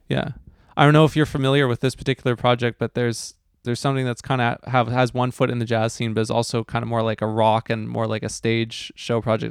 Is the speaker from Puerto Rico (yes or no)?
no; New Westminster, British Columbia, Canada; when I was growing up in New West